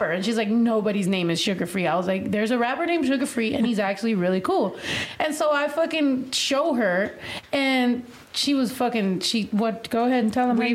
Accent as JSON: {"language": "English", "region": "West Coast", "country": "United States", "said": "I mean, I'm from the West Coast. Like, I'm used to rappers that are like that."}